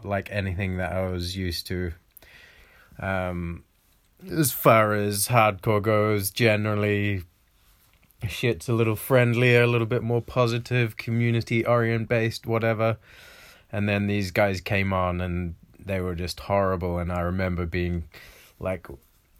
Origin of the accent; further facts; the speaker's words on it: New Zealand; my hometown in New Zealand.